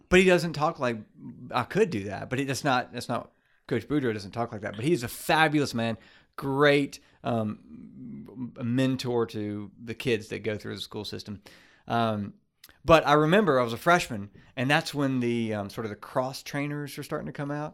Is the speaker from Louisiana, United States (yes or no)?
yes; Baton Rouge, Louisiana, United States; grew up in Baton Rouge, grew up with in Baton Rouge